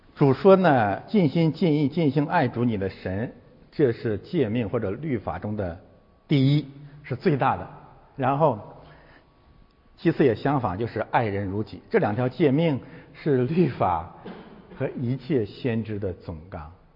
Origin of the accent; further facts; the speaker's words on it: China; 我们都是中国人